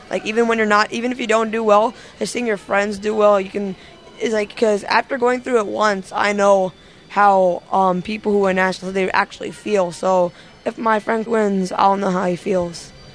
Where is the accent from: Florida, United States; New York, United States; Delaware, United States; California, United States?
Delaware, United States; Wilmington; from Wilmington, Delaware